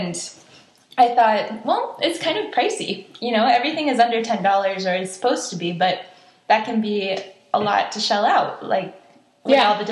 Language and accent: English; Wisconsin, United States; now in Spokane, United States; I grew up in Wisconsin